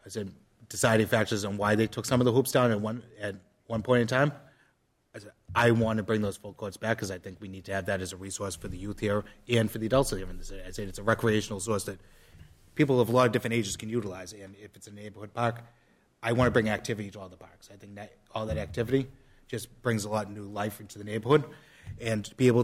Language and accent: English; Methuen, Massachusetts, United States; I grew up on Arnold Street here in Methuen. That was my neighborhood park growing up.